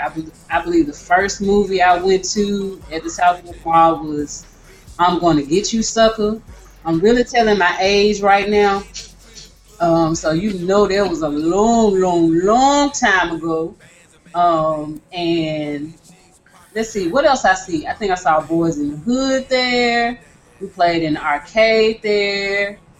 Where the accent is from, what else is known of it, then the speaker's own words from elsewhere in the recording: Memphis, Tennessee, United States; I didn't live directly in Whitehaven. I lived in the Oakhaven area, which is like right in between, right in between Whitehaven and Hickory Hill. It's over there by the airport, and my mom still lives there to this day. But we moved to the Oakhaven area when I was about seven or eight.